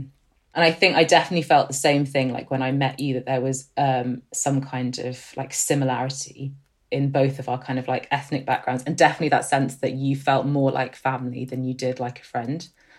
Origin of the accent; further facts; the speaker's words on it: United Kingdom; so I'm obviously not white, as you said, so I am Egyptian. And although I was born here, I definitely feel quite Egyptian. And I think when I was at school, kind of in the northwest of England